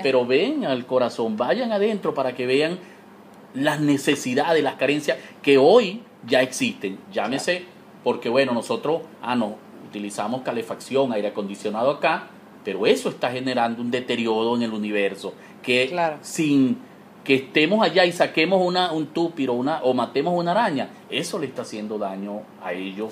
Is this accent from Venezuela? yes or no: yes; Amazonas, Venezuela; mi región, de Amazonas